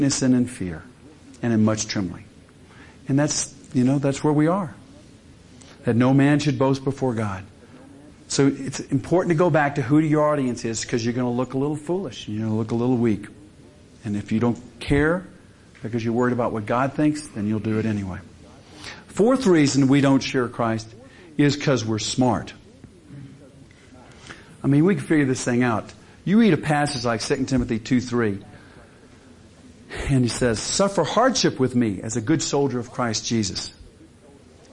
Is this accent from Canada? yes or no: no; the South, United States; I grew up in the South